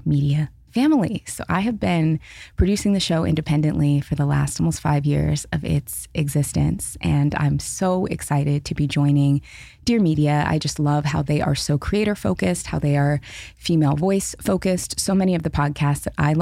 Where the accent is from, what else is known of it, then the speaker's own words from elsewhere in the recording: Seattle, Washington, United States; moved away as an adult; also born or lived in Los Angeles; I was born and raised in Seattle, lived in Seattle until I was 30, moved to LA, have been in LA for the last 4 years